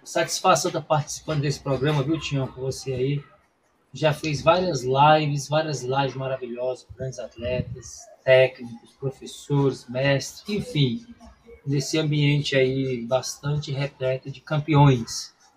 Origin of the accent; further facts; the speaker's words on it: Brasília, Federal District, Brazil; Brasília, minha terra.